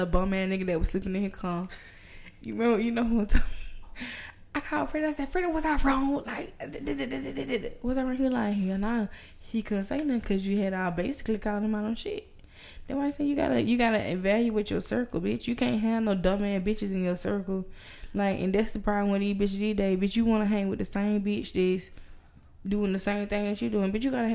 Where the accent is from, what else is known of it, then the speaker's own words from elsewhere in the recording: Roberta, Georgia, United States; I'm from Roberta.